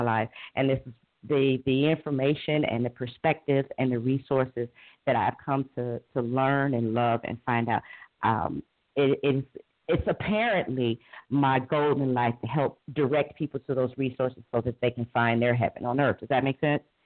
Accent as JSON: {"language": "English", "town": "Cleveland", "region": "Ohio", "country": "United States", "tie": "born or raised there", "said": "I was born and raised in inner city Cleveland"}